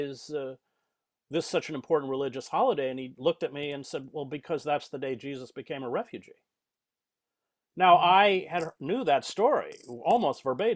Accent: United States; because I'm white, because I'm male, because I'm American

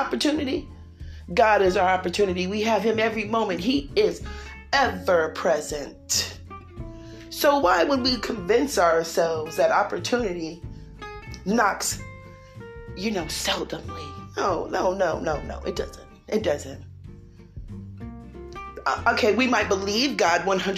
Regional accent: California, United States; accent: California; I'm from California

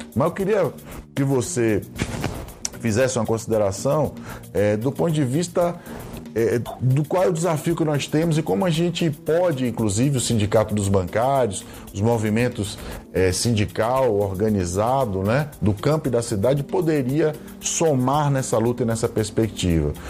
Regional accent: Brazil; como brasileiras e brasileiros

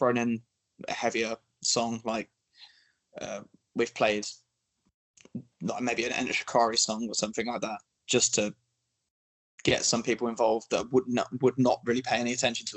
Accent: Milton Keynes, South East England, United Kingdom; from Milton Keynes, the scene there is predominantly metal bands.

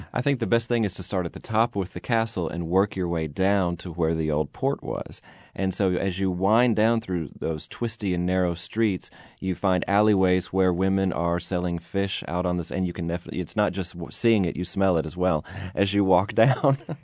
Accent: United States; now in Lisbon, Portugal; I'm American

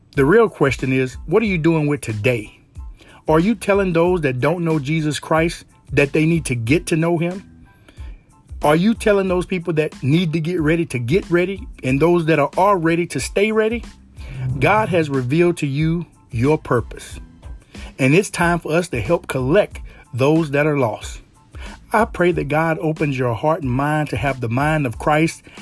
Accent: Louisiana, United States; it's pretty hard growing up in Louisiana and not believing in some type of super, super superstitions

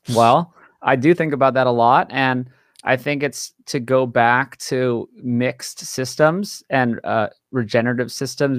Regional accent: Hawaii, United States; born and raised in Hawaii

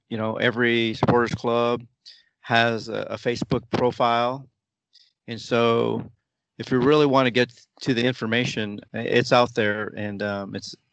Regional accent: Austin, Texas, United States; When you go to visit other supporters clubs and you say I'm from Austin, you know you're welcome with open arms

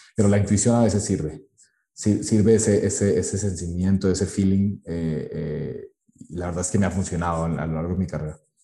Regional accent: Colombia; now in Mexico; yo soy de Colombia

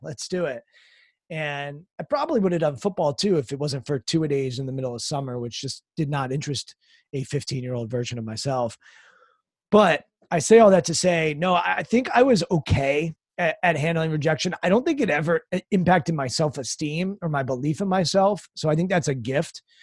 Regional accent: United States; I was raised outside Washington, D C

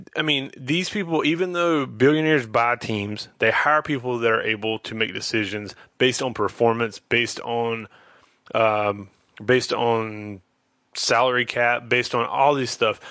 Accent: Charlotte, North Carolina, United States; I'm from Charlotte

